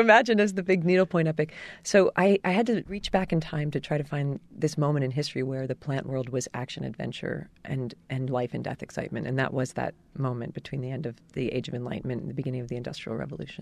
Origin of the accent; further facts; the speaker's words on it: New Jersey, United States; my home state of New Jersey